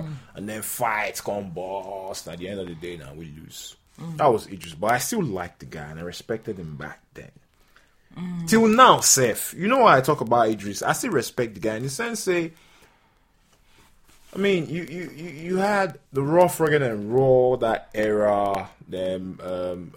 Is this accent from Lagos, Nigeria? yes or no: no; Sapele, Delta, Nigeria; moved away; I was from Sapele